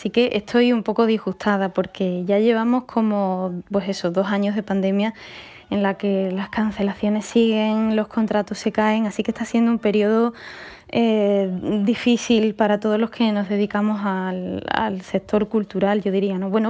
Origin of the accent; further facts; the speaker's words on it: Seville, Andalusia, Spain; soy muy de Sevilla, mi familia es muy sevillana, con todas sus consecuencias.